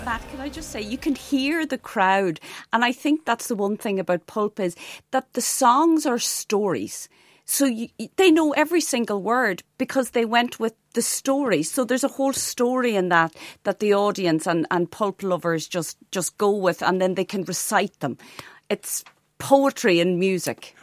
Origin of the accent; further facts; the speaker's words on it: Donegal, Ulster, Ireland; also born or lived in Ardara; a young teenager growing up in Donegal